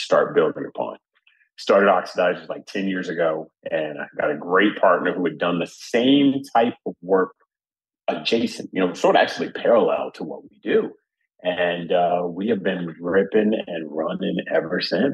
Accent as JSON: {"language": "English", "region": "New Jersey", "country": "United States", "tie": "born or raised there", "said": "I grew up in Jersey kid"}